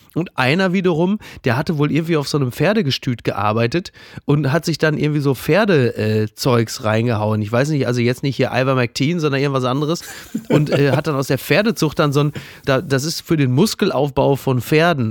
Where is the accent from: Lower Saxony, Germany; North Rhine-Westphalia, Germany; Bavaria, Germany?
North Rhine-Westphalia, Germany; Ruhr area; Ich bin ein Kind des Ruhrgebiets, äh, in den 90ern im Ruhrgebiet sozialisiert